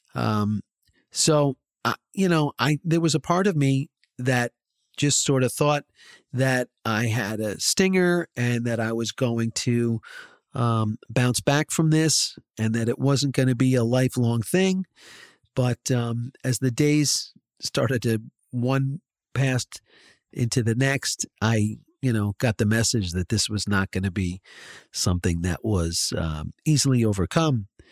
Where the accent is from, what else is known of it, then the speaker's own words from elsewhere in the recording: Short Hills, New Jersey, United States; I grew up on the mean streets of Short Hills, New Jersey